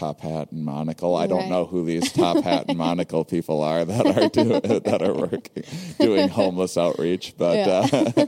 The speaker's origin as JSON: {"language": "English", "region": "Midwest", "country": "United States", "said": "we're both from the Midwest"}